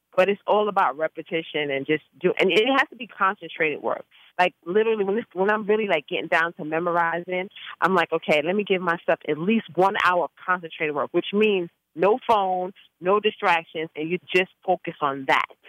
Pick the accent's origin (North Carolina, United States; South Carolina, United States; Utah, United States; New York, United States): New York, United States; New York City; I grew up in the Bronx